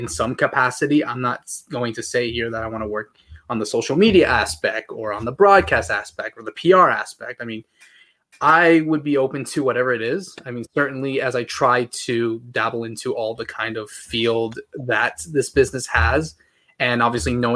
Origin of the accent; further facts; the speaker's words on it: United States; I'm Paraguayan American, so born and raised in the United States, but with Paraguayan parents